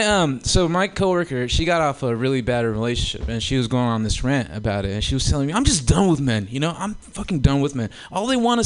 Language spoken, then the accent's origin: English; Oakland, California, United States; growing up in Oakland